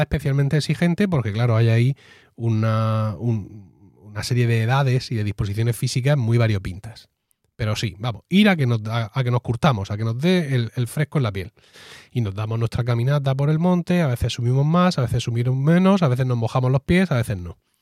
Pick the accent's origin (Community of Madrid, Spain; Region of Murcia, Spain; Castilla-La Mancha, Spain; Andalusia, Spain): Region of Murcia, Spain; somos así los murcianos